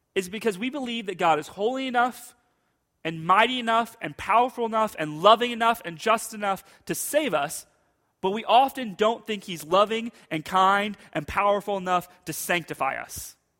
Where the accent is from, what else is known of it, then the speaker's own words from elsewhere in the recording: United States; as American Christians